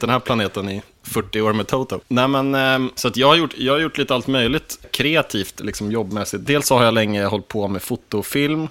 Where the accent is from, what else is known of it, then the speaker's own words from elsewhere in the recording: Sollentuna, Stockholm County, Sweden; also born or lived in Akalla; jag har bott i 30 år i Sollentuna, fast på olika platser